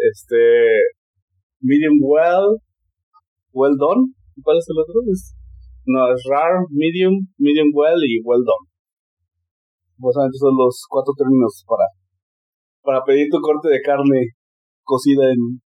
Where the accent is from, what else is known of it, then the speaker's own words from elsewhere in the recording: Mexico; Soy mexicano, este, ya no piden pasaporte en este país.